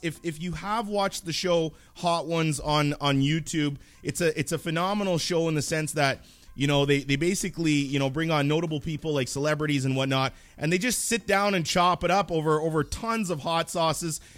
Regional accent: Canada; I'm Canadian

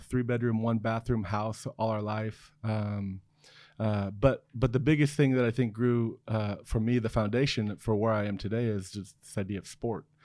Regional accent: Newport, Oregon, United States; also born or lived in Seoul, South Korea; I was born in Seoul, South Korea, um, and, uh, but adopted at a very young age, grew up in Oregon

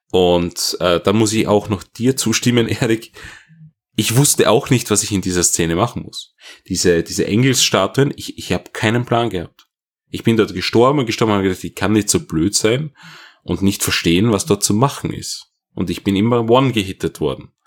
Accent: Austria; Als Österreicher ist das etwas ungewohnt.

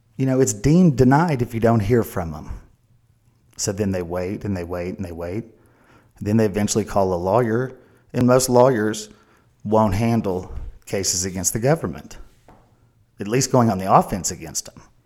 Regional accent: Oklahoma, United States; we're from Oklahoma. And it's hard for Oklahomans to ask for help

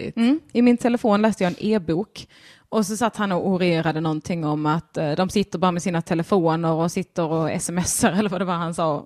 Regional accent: Skåne, Sweden; now in Stockholm, Sweden; jag var skåning

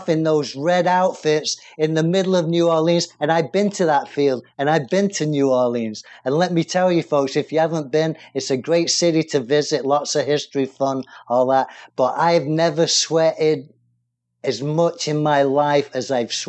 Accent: England, United Kingdom; now in United States

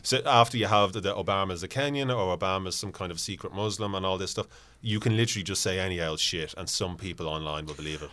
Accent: Ireland; if I was talking to someone from a different part of Ireland, my accent might drift a little bit

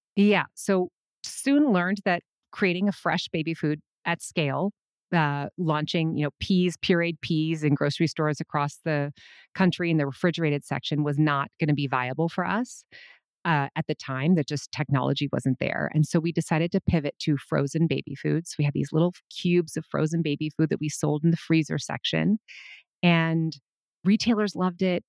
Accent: Minnesota, United States; I was born in nineteen seventy-four, and I was born in Minnesota

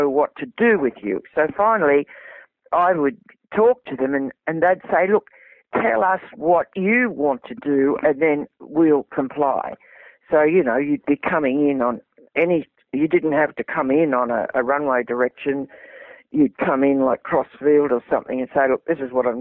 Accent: Australia; he always referred to me as his Australian cousin

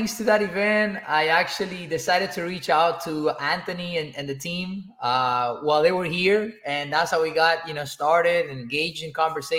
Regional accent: Cuba; now in United States; I came to this country from Cuba in 2004.

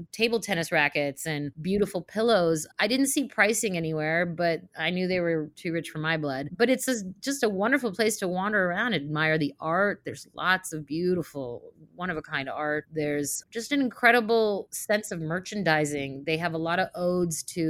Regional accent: Saint Petersburg, Russia; moved away; I'm from Russia, from St. Petersburg

